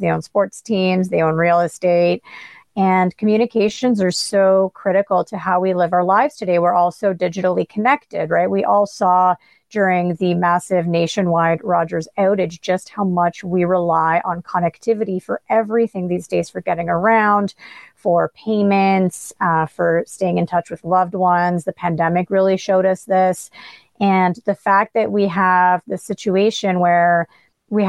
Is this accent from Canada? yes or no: yes; Canada; as a Canadian